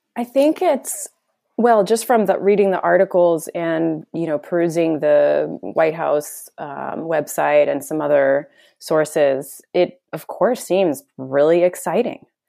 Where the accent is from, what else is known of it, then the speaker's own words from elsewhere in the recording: United States; now in Netherlands; being American